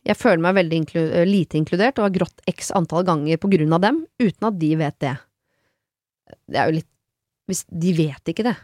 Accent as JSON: {"language": "Norwegian", "region": "Østfold", "country": "Norway", "said": "jeg er fra Østfold."}